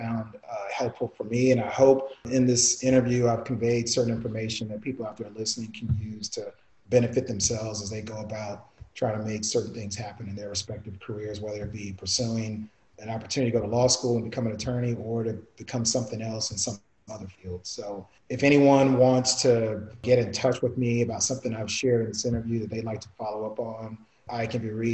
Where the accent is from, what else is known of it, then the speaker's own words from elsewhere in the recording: Toronto, Ontario, Canada; I'm born in Toronto. I was born in Toronto, so fellow T-Dot